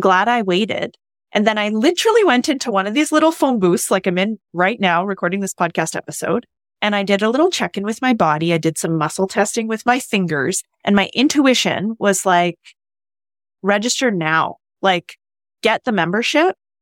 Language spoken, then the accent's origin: English; Canada; moved away as an adult; I'm new here. I'm from Canada